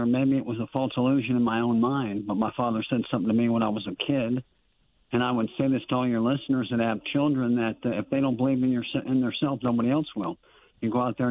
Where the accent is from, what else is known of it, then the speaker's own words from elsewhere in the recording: Libertyville, Illinois, United States; moved away as an adult; also born or lived in Zion, Illinois; I grew up in Libertyville in Zion, Illinois